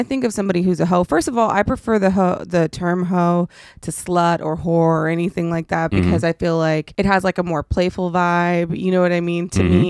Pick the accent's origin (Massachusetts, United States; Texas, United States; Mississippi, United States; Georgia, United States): Texas, United States; Dallas; I grew up in Dallas, Texas in this hood called Oak Cliff.